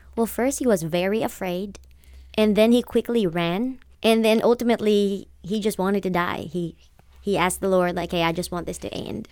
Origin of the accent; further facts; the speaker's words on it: Philippines; moved away as an adult; now in Cook County, Georgia, United States; I am originally from the Philippines. I was born and raised there, and I moved to America in two thousand fifteen